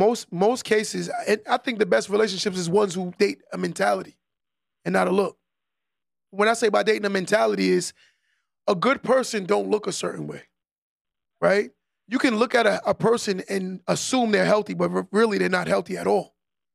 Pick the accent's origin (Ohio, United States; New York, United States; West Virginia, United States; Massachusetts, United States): New York, United States; Nassau; I'm from Nassau